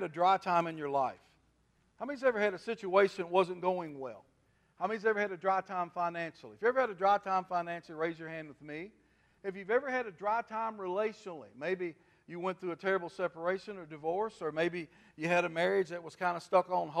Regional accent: Kentucky River, United States; I was raised on the Kentucky River. We farmed on the Kentucky River all my life, all my dad's life

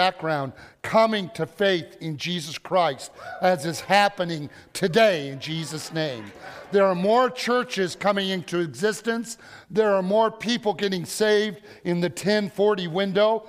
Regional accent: Illinois, United States; We are from Illinois, and we have been diehard Cubs fans for generations

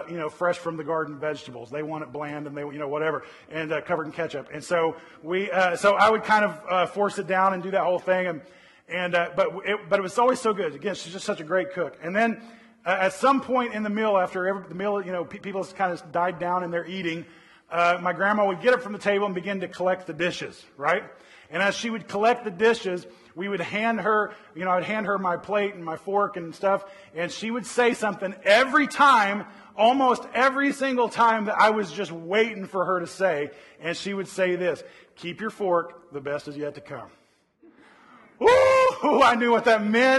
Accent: Oklahoma City, Oklahoma, United States; now in Northern California, United States; I grew up in Oklahoma City

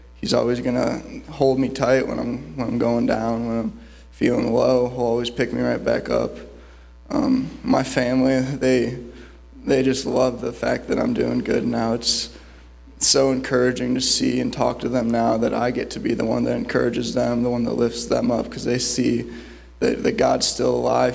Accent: Cleveland, Ohio, United States; I'm from Cleveland, Ohio

